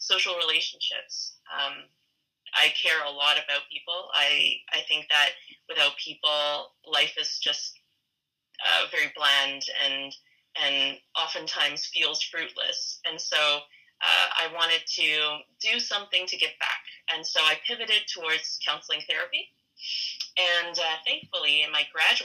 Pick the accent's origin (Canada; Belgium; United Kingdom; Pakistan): Canada; Fredericton, New Brunswick; also born or lived in Hong Kong; I grew up in Fredericton, New Brunswick. I was born in Hong Kong